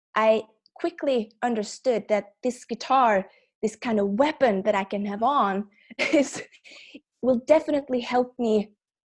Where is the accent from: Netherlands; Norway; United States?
Norway; I'm from Norway